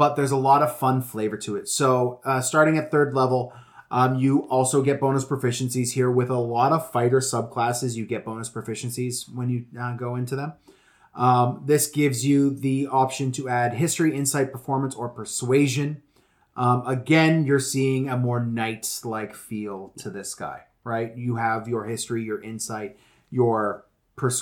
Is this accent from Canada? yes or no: yes; Western Canada, Canada; I'm from Western Canada